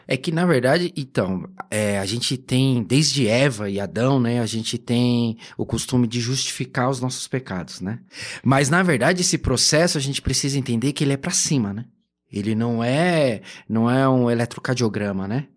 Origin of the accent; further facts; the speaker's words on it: São Paulo, Brazil; Eu originalmente sou da Zona Leste, a vida inteira fui ali de Itaquera